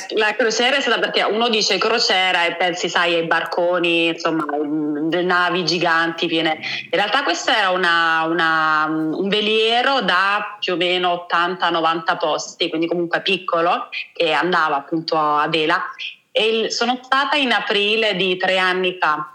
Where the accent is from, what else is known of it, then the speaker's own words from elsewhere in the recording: Naples, Campania, Italy; sono napoletana